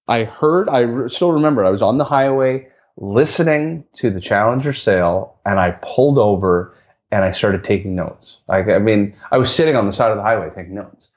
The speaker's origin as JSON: {"language": "English", "country": "Canada", "said": "me being Canadian"}